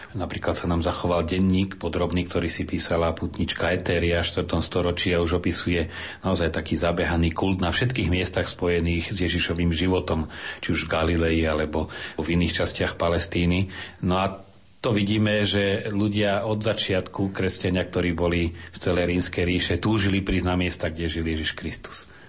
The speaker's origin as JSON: {"language": "Slovak", "country": "Slovakia", "said": "my sme Slováci"}